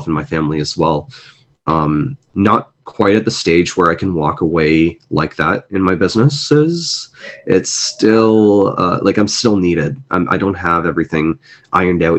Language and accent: English; Canada; also born or lived in Mumbai, India; I am a first generation immigrant in Canada. I was born in Mumbai, India, and came here when I was 4 or 5 years old.